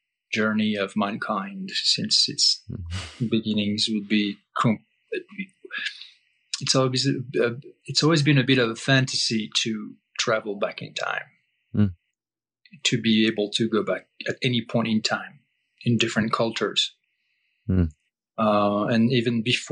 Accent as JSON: {"language": "English", "region": "Brittany", "country": "France", "tie": "born or raised there", "second_language": "English", "moved": "yes", "said": "I grew up in France"}